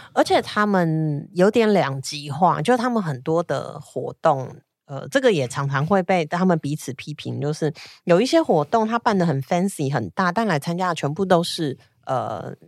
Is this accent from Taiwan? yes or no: yes; Taiwan; 我一说我是台湾来